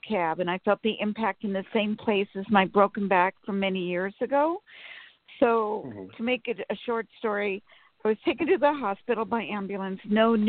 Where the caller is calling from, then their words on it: Sacramento, California, United States; From Sacramento.